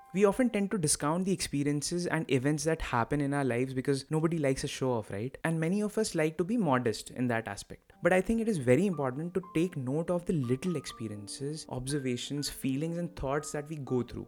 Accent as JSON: {"language": "English", "town": "Lucknow", "region": "Uttar Pradesh", "country": "India", "tie": "born or raised there", "also_born_or_lived": "Kanpur, India / Navi Mumbai, India / Bangalore, India / Lille, France", "moved": "as an adult", "said": "I grew up in Lucknow, did my schooling from there"}